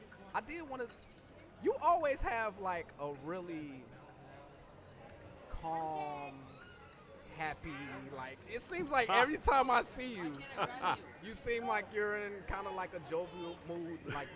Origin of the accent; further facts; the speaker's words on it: Detroit, Michigan, United States; I'm a Michigan boy, you know, and I know, while I'm from Detroit.